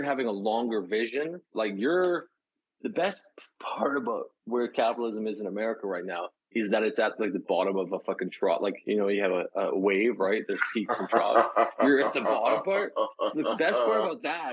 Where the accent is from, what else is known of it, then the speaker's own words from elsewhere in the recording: Canada; I'm a Canadian.